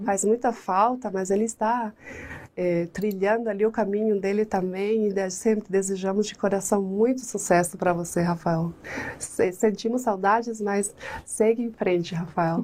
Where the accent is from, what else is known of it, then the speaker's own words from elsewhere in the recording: La Paloma del Espíritu Santo, Canindeyú, Paraguay; Portuguese is a second language; now in Brazil; Paraguaia, eu nasci numa cidade que se chama La Paloma del Espírito Santo